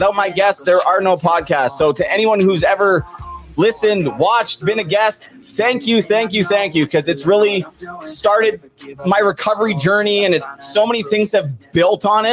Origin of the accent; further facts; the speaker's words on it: Port Coquitlam, British Columbia, Canada; I'm actually from Port Coquitlam, the same hometown she was from as well